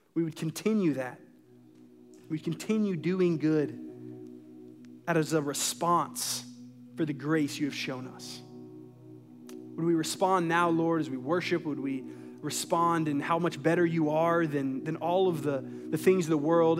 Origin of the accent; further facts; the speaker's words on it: United States; as an American